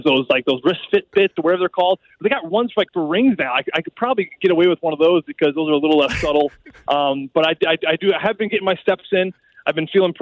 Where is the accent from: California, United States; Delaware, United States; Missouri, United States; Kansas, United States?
Missouri, United States; St. Louis; straight from Afton, where I grew up in St. Louis